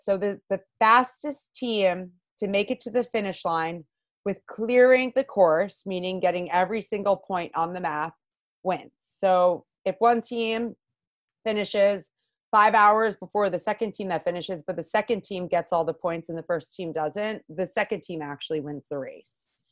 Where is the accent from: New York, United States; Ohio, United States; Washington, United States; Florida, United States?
New York, United States; Long Island; I am born and raised uh, Long Island, yeah. York gal.